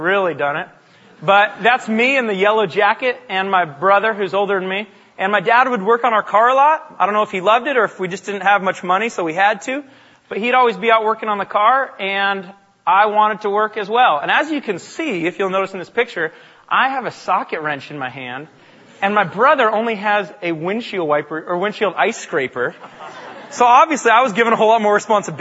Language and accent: English; Bellingham, Washington, United States; I grew up in Bellingham, Washington, about an hour north of here